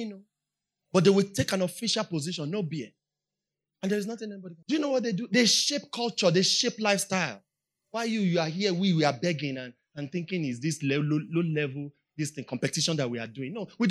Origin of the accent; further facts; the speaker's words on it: Nigeria; I'm just Nigerian